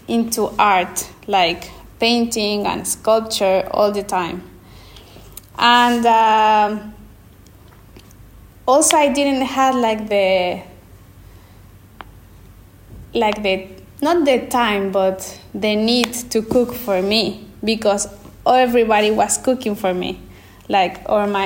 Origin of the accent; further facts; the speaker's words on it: Querétaro, Mexico; English is a second language; moved away as an adult; also born or lived in Mexico City; now in Florence, Italy; I was born in Mexico City, but I was raised in Querétaro